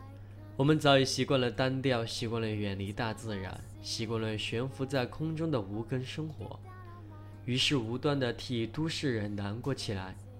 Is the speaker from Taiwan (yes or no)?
no; Shandong, China; 我的故乡在山东的农村老家，